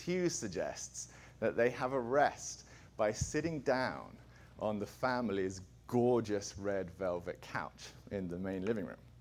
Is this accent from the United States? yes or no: no; England, United Kingdom; I'm an Englishman.